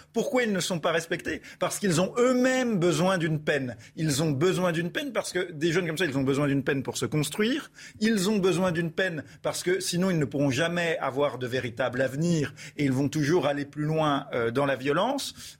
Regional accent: Besançon, Bourgogne-Franche-Comté, France; je suis de Besançon, donc je, je connais bien le, quartier qui fait parler de lui depuis, je crois, plusieurs décennies

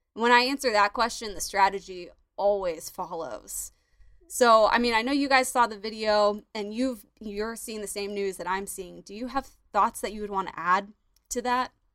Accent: Florida, United States; my home state, Florida

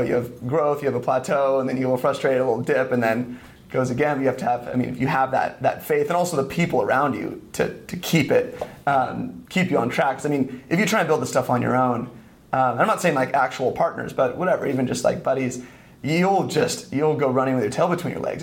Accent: east of San Francisco, California, United States; moved away as an adult; also born or lived in Santa Barbara / Spain; I grew up in San Francisco, or east of San Francisco, like 30 minutes in like a little suburb

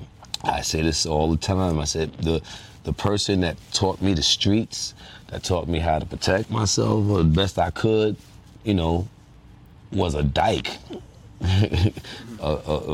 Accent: New York City, New York, United States; my community that I was born and raised and lived like in for like 30 some odd years of my life in that one community

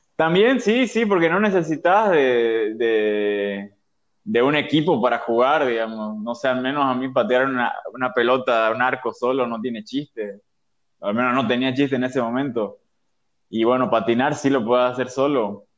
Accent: Santa Cruz, Bolivia; also born or lived in Sucre, Bolivia; Soy de Sucre, vivo acá en Santa Cruz desde mis seis años

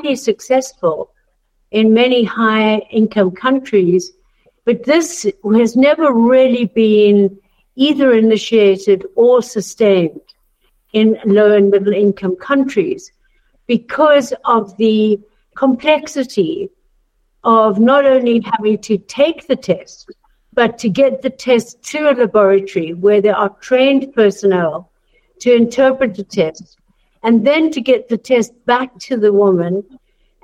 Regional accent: South Africa; I'm from South Africa, born and bred

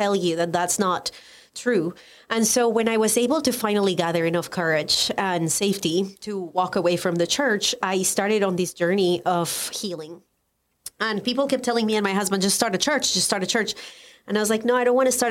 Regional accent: Colombia; English is a second language; moved away as an adult; now in United States; I am Colombian. I was born and raised in Colombia. I moved to the United States

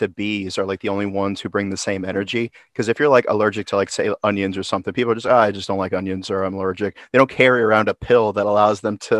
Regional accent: Orlando, Florida, United States; Now, I grew up in Orlando

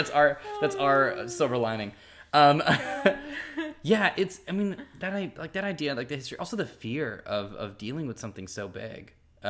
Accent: Durham, New Hampshire, United States; When I was growing up in Durham, New Hampshire

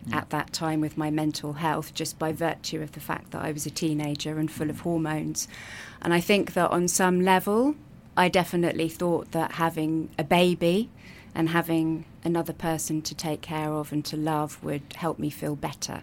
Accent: Brighton, South East England, United Kingdom; I grew up in Brighton, which I understand is quite unusual.

